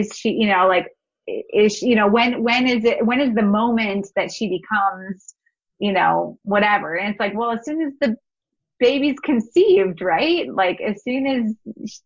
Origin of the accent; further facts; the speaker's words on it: North Dakota, United States; moved away as an adult; also born or lived in Missouri; I grew up in North Dakota. It's a small, you know, state